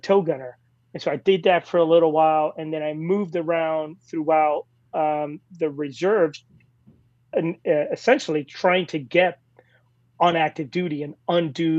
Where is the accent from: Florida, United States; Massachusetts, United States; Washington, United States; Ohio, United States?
Florida, United States; Hialeah; moved away as an adult; those that I grew up with in Hialeah or sort of the greater Miami